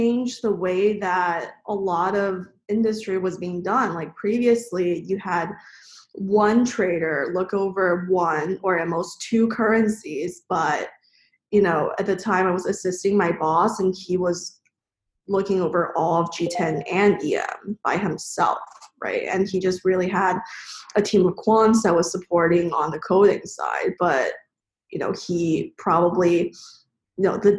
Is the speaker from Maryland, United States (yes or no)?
yes; suburbs in Maryland, United States; also born or lived in China; I grew up in China, moved to the U.S. in elementary school where I was then in the suburbs in Maryland